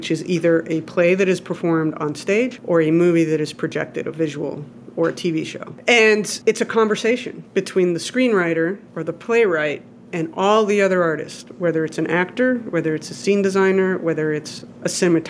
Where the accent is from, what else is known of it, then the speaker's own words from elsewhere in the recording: Mexico; Because I grew up in Mexico.